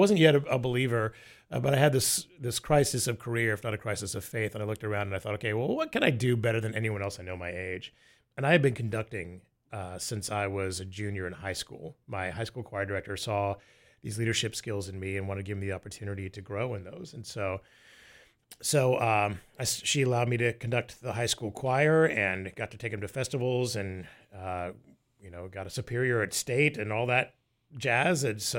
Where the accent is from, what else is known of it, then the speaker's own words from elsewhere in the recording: Tampa, Florida, United States; I grew up in the Tampa Bay area of Florida, and then I started doing commercials when I was a kid.